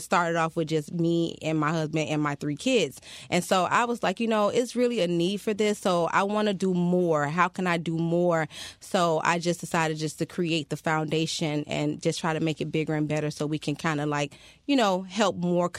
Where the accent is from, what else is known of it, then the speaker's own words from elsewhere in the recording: Miami, Florida, United States; I am a Miami native.